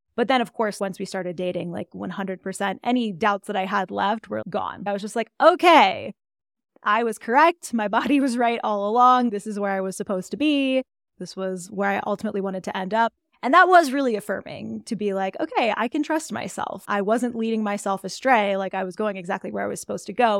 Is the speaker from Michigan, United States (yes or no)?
no; Dallas, Texas, United States; moved away as an adult; also born or lived in Austin, Texas; now in Colorado, United States; I'm, like, a Texan through and through. I grew up in the Dallas area